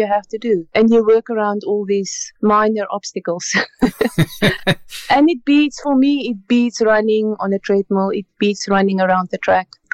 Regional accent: South Africa; moved away as an adult; now in Canada; we grew up in South Africa

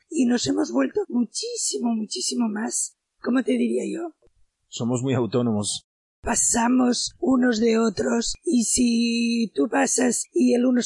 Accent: Barcelona, Catalonia, Spain; pero aquí yo vengo de Barcelona

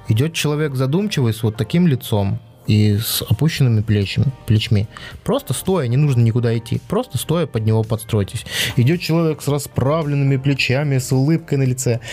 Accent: Belarus; accent: Belarusian; мне сразу все говорят, ты белорус. Хотя я белорусскую мову плохо знаю, ну, в школе учил

